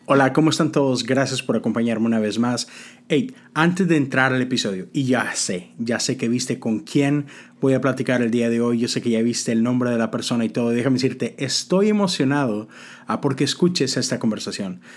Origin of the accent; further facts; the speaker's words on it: Monterrey, Nuevo León, Mexico; also born or lived in Coatzacoalcos, Veracruz / Zamora, Michoacán; now in Houston, United States; crecí en Monterrey, pero de repente me tocó una temporadita donde viví en Coatzacoalcos, Veracruz, después un tiempito en Zamora, Michoacán y luego regresamos a casa